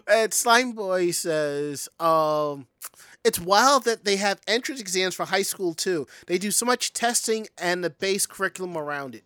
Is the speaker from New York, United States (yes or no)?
yes; New York, United States; I'm from New York